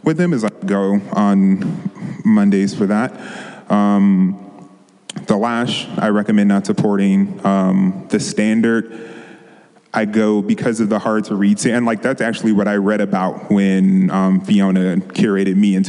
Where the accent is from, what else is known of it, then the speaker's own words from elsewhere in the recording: on the border of DC, Maryland, United States; moved away as an adult; also born or lived in Washington, District of Columbia, United States / San Francisco Bay Area; now in Los Angeles, United States; I grew up in Maryland on the borderline of DC, going back and forth.